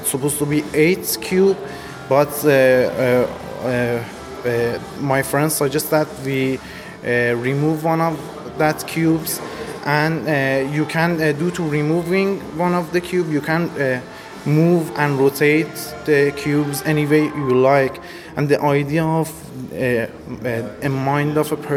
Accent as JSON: {"language": "English", "country": "Iran", "said": "from Iran"}